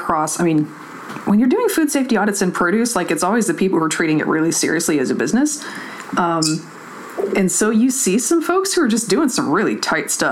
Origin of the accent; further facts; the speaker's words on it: the South, United States; I'm from the South